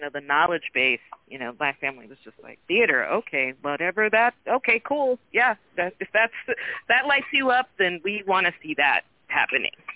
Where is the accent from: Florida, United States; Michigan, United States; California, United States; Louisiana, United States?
California, United States; Oakland; also born or lived in New Orleans; growing up in Oakland and watching it shift. I grew up in the 80s